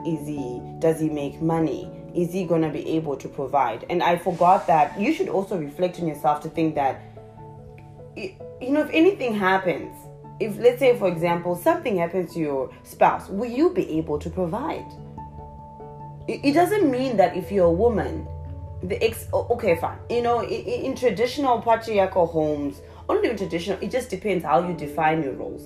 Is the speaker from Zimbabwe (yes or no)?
yes; Zimbabwe; moved away; I'm originally from a small little country in the southern part of Africa called Zimbabwe. So that's where the accent comes from